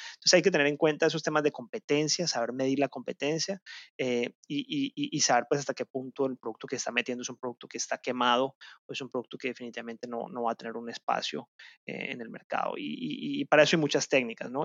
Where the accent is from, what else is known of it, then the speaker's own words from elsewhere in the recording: Colombia; en mi país, en Colombia